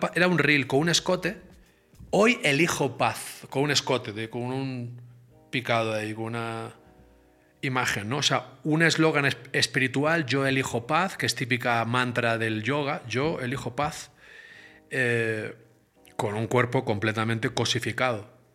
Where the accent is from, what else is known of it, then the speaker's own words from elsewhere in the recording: Barcelona, Catalonia, Spain; nací en Barcelona, en el Mediterráneo